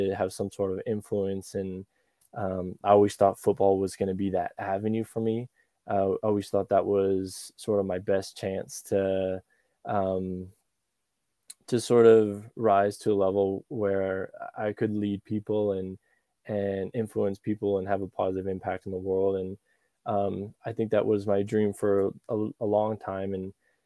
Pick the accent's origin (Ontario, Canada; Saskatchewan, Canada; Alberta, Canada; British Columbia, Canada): Alberta, Canada; Calgary; I was born in Calgary, and that's where I grew up most of my life. That's in Alberta